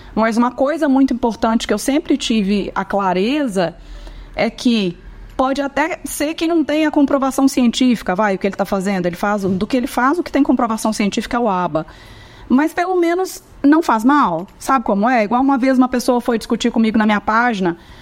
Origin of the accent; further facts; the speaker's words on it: Minas Gerais, Brazil; Eu sou mineira